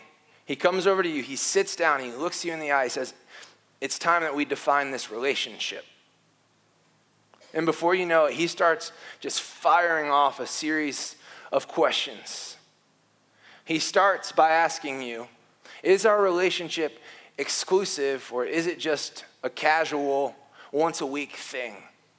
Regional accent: the North, United States; I'm from the North.

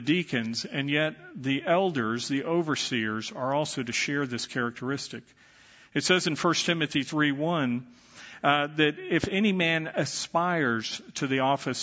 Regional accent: Dallas, Texas, United States; When I was growing up, I was raised in the Catholic Church, and I was an altar boy

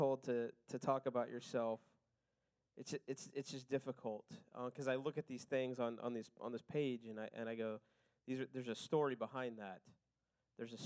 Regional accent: Oklahoma, United States; I was born in Oklahoma

